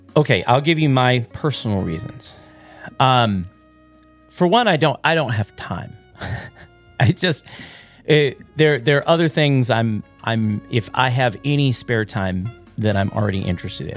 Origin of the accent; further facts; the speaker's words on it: the South, United States; now in Midwest, United States; I grew up in the South